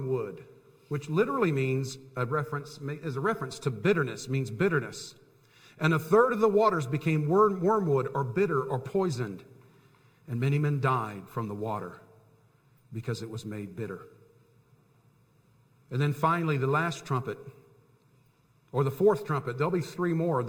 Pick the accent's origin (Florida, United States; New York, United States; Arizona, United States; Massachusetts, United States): Florida, United States; Tampa; I grew up in Tampa, Florida